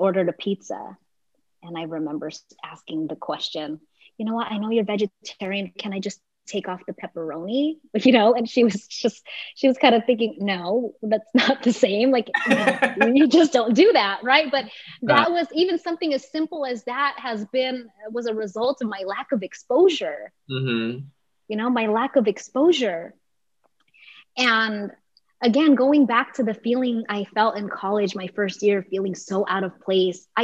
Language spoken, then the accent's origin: English; Delano, California, United States; my experience growing up in Delano, I grew up with a single mom